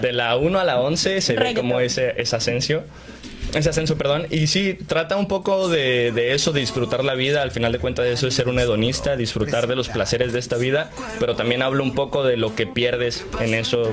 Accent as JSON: {"language": "Spanish", "region": "State of Mexico", "country": "Mexico", "also_born_or_lived": "Veracruz", "said": "Yo soy del estado de México, pero eh, yo me proclamo jarocho totalmente"}